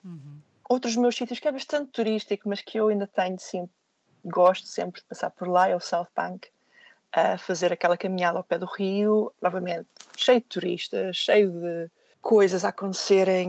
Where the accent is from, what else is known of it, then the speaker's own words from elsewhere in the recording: Portugal; moved away; ser alguém a viver fora do meu país